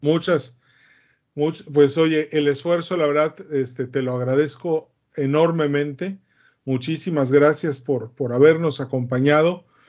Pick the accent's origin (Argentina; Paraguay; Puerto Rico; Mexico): Mexico; soy el único mexicano en este foro